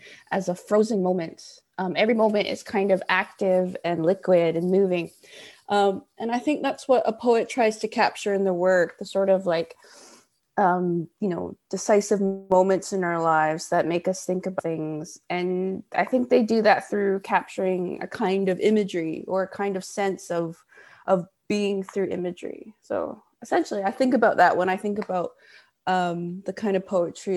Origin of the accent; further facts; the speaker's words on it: Vancouver, British Columbia, Canada; I'm from Vancouver, Canada